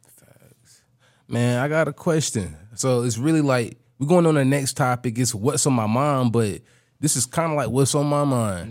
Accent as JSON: {"language": "English", "town": "Raleigh", "region": "North Carolina", "country": "United States", "tie": "born or raised there", "said": "where I'm from, Raleigh area, we had pollen storms growing up"}